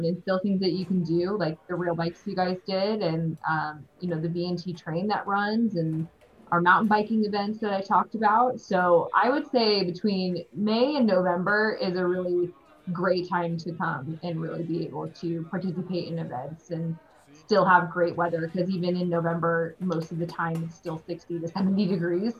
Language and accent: English; Midwest, United States; now in Carson City, United States; as a Midwesterner